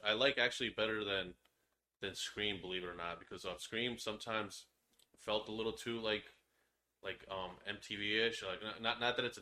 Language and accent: English; Long Island, New York, United States; We're from Long Island